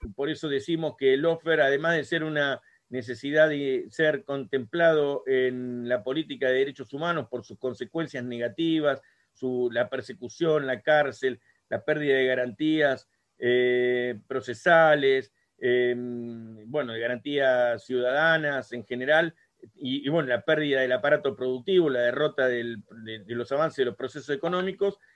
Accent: Argentina; Aquí la mayoría somos argentinos

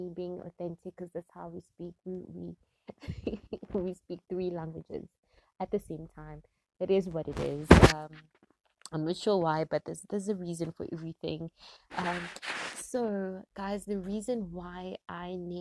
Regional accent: Gauteng, South Africa; also born or lived in Springs, Gauteng; I am from South Africa. I am in Gauteng, to be precise, in the area called Springs, eGwatema.

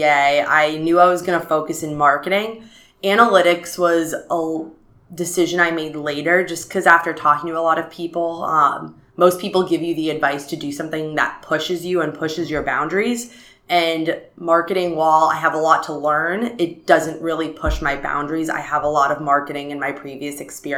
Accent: San Francisco, California, United States; moved away as an adult; also born or lived in Arizona; I was born and raised in San Francisco, where I lived pretty much my entire life until I came to ASU as an undergrad

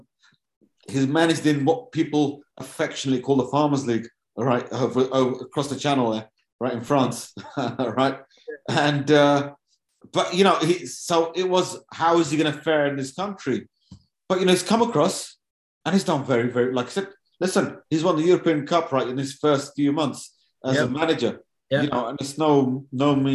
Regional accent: Wolverhampton, West Midlands, United Kingdom; My hometown club as well. So, you know, born in Wolverhampton.

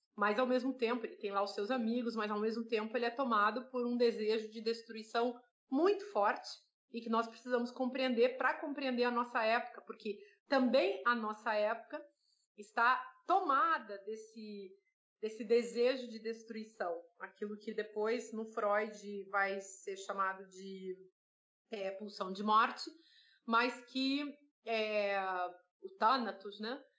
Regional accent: South Region, Brazil; moved away; eu venho do Sul

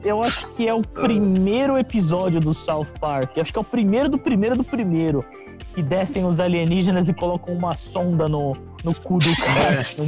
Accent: Brazil; Pensando como brasileiro

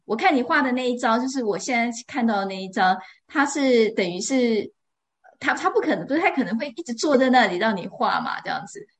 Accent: Taiwan; now in Edinburgh, United Kingdom; 我现在住在爱丁堡嘛，那我是在台湾长大的，所以，呃，我在台湾的小时候是，也是跟狗，狗一起长大的

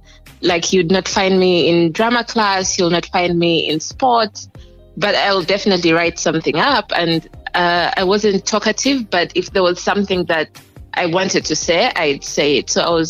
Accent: Kampala, Central Region, Uganda; also born or lived in Jinja; Yes, I'm Ugandan, and I grew up here as well.

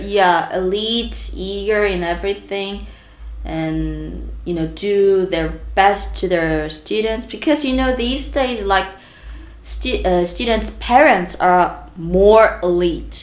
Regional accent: South Korea; I'm from South Korea

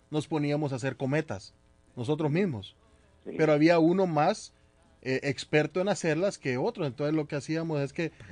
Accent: Colombia; now in Boston, United States; dicen ahí en mi tierra, Colombia también.

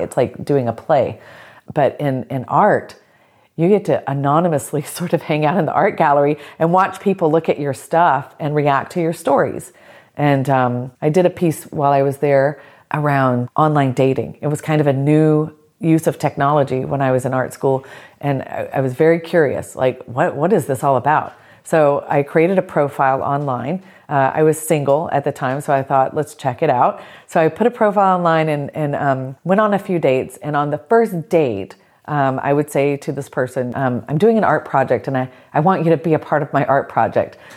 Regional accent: South Georgia, United States; growing up in the South, growing up in South Georgia in a tiny town

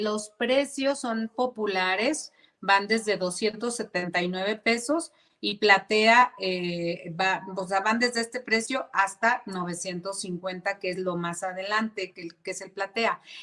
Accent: Zapopan, Jalisco, Mexico

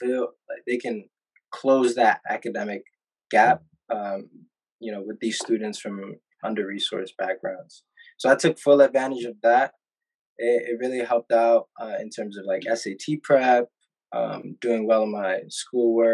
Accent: New York City, New York, United States; also born or lived in Atlanta, Georgia; I was born in Atlanta, Georgia. But 2 months after I was born, my family decided to relocate to Harlem, New York, which, you know, I spent a predominant amount of my time just growing up there

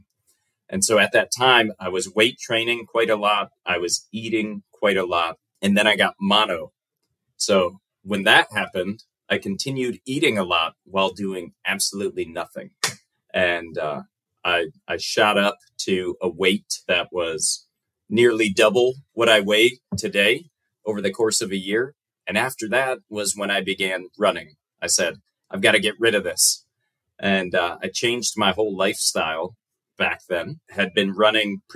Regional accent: United States; accent: American; my accent is quite different. It's an American accent

